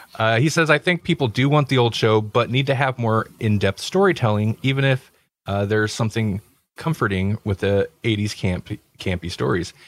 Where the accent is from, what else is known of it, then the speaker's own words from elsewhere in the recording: United States; we're American